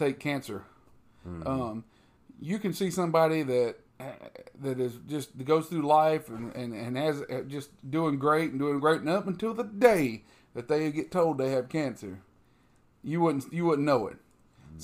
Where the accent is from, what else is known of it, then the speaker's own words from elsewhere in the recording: United States; we as arrogant American